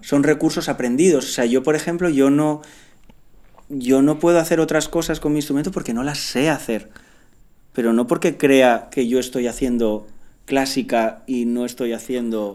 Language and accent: Spanish; Picanya, Valencian Community, Spain; Picaña es un pueblo